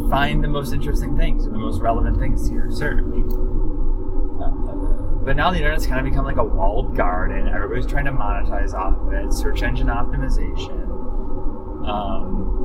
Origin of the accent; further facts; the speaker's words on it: Buffalo, New York, United States; growing up in Buffalo in the 80s, there was a whole bunch of local department stores.